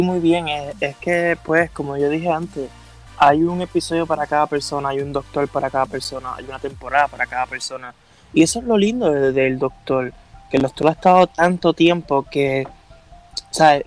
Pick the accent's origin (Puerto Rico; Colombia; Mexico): Puerto Rico; yo también soy puertorriqueño. Vivo en la isla